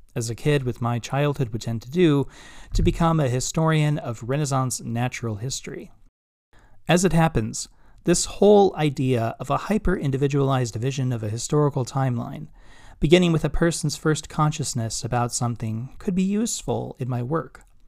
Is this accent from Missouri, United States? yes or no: yes; Kansas City, Missouri, United States; moved away as an adult; also born or lived in Chicago; now in Binghamton, United States; my six-year-old self, whose life changed dramatically when he moved with his parents from Chicago to Kansas City